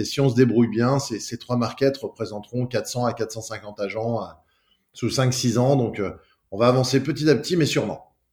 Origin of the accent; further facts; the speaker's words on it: Lyon, Auvergne-Rhône-Alpes, France; je suis né à mais j'ai passé toute ma toute ma vie à Lyon. Mes parents euh, sont, venus s'installer à Lyon très rapidement. J'ai grandi sur l'Ouest lyonnais